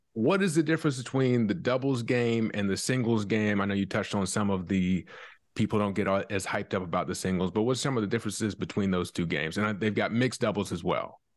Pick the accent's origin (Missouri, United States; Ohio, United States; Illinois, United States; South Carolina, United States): South Carolina, United States; I'm from South Carolina